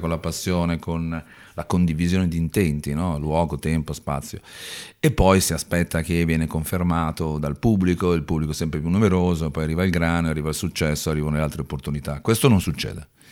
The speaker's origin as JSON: {"language": "Italian", "town": "Milan", "region": "Lombardy", "country": "Italy", "also_born_or_lived": "Brusuglio (Cormano) / Padua", "said": "io sono di Milano"}